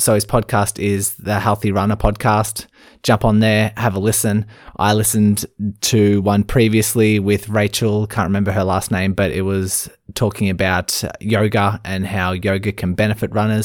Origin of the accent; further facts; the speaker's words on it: Melbourne, Victoria, Australia; I'm from Melbourne, Australia